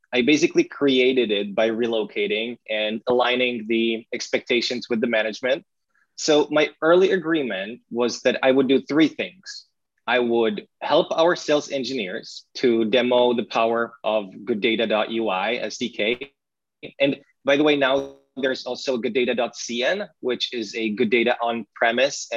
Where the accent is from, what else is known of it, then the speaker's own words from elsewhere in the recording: Brno, South Moravian Region, Czechia; English is a second language; my hometown in Brno